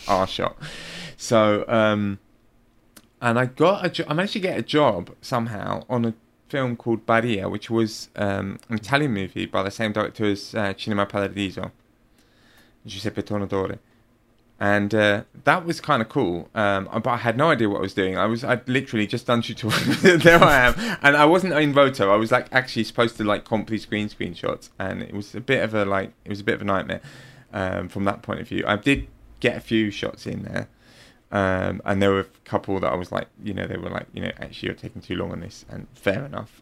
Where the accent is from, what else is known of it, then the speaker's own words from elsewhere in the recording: London, United Kingdom; moved away; also born or lived in Rome, Italy; I'm from London